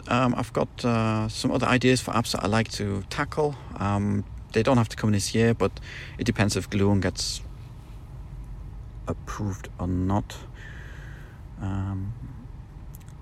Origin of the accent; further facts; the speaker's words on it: Germany; accent: German; my German accent